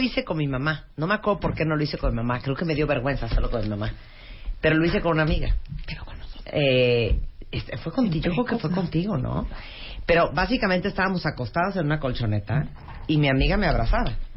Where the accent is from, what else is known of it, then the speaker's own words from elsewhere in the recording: Managua, Nicaragua; nací en el Hospital Bautista en Managua, Nicaragua